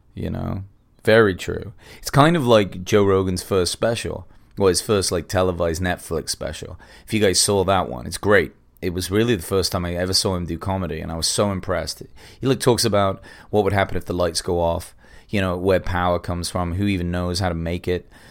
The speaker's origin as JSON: {"language": "English", "region": "England", "country": "United Kingdom", "moved": "yes", "lives_now": "Los Angeles, United States", "said": "I'm English, but I live in America now, I live in L"}